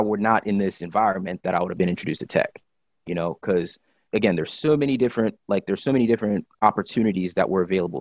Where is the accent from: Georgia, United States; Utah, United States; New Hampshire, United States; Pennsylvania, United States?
Pennsylvania, United States; State College; I was born in State College, Pennsylvania